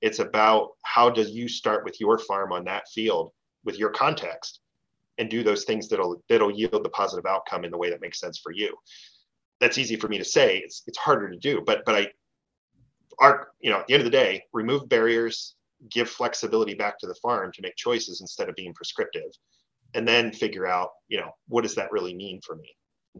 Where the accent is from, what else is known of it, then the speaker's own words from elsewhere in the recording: East Coast, United States; I grew up on the East Coast, right?